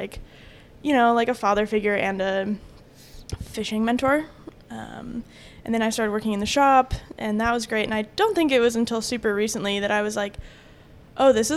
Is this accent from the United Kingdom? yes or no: no; Bozeman, Montana, United States; growing up in Bozeman